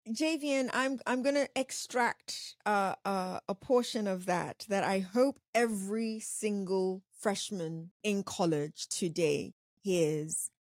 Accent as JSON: {"language": "English", "country": "Nigeria", "said": "I'm African. I'm Nigerian, quite specifically"}